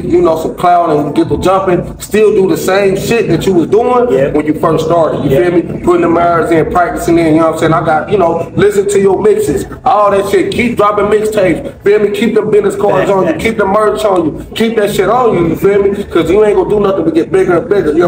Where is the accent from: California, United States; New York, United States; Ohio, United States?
Ohio, United States; Dayton; moved away as an adult; now in Houston, United States; I'm from Dayton, Ohio